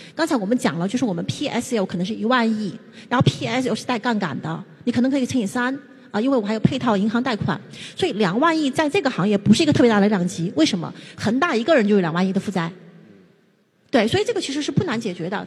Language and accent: Chinese; China; 我们中国人就都赚他们的钱